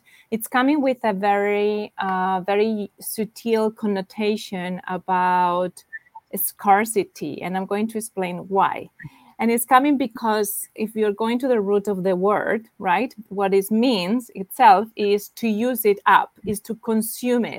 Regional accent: Spain; now in New York, United States; I'm from Spain, and I live in New York right now

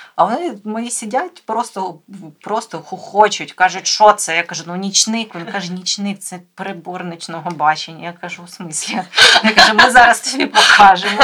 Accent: Mykolaiv, Mykolaiv Oblast, Ukraine

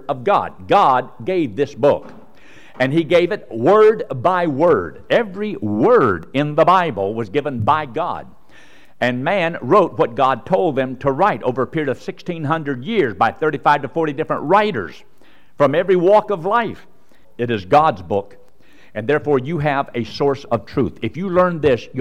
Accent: United States; I was born in America

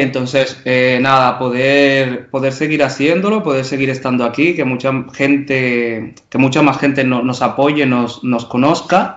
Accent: Dominican Republic; como dominicanos

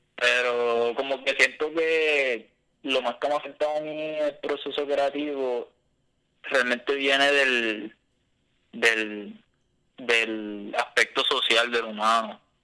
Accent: Puerto Rico; also born or lived in Boston; otro puertorriqueño común y corriente

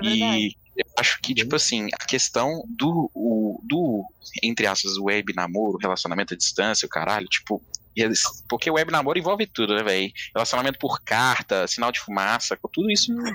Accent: Belo Horizonte, Minas Gerais, Brazil; moved away; also born or lived in São Paulo; mó sotaque da minha cidade

